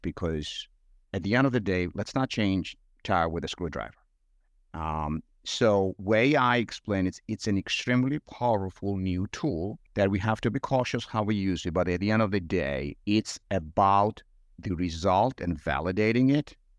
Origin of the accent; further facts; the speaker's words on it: Georgia; English is a second language; moved away as an adult; now in United States; I'm sure listeners would reflect on my accent and realize it's not uh, Georgia, Georgia here in the U.S., Georgia overseas and in Eastern Europe. Um, grew up there